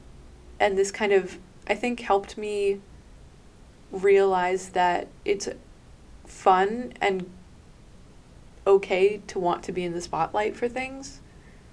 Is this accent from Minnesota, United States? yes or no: no; New York, United States; I'm from New York